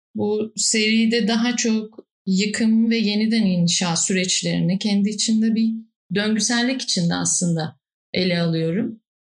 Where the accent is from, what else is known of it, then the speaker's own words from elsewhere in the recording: Istanbul, Turkey; çocukluğumdan bugüne yaşadığım iki yer var Kadıköy'de. Göztepe ile Bostancı arasında